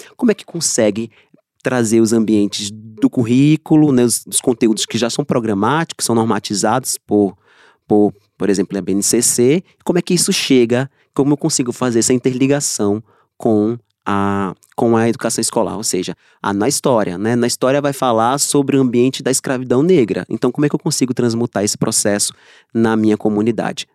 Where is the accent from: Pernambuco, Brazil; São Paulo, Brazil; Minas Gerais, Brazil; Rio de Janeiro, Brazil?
Pernambuco, Brazil; Trigueiros; eu sou de Trigueiros